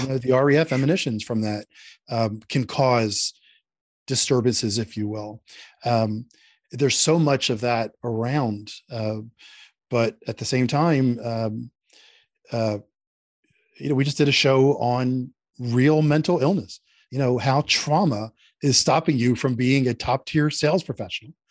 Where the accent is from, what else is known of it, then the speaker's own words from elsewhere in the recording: Philadelphia, Pennsylvania, United States; moved away; I grew up in Philadelphia, Northeast Philadelphia, and I'm very Philadelphia